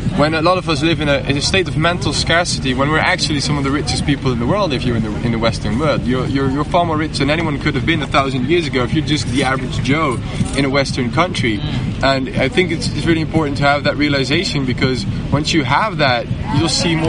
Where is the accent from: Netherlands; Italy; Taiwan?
Netherlands; now in Portugal; But I'm from the Netherlands.